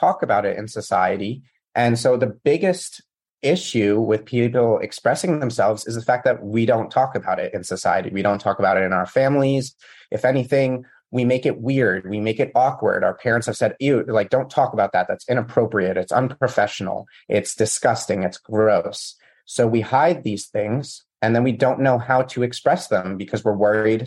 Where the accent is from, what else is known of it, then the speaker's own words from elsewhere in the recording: United States; I grew up in the States